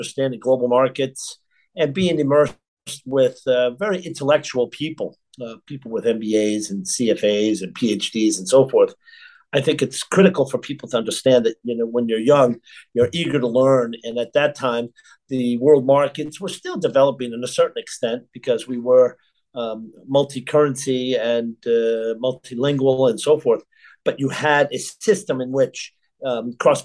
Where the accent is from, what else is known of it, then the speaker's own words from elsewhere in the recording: Boston, Massachusetts, United States; I grew up in the Boston area of Boston, Massachusetts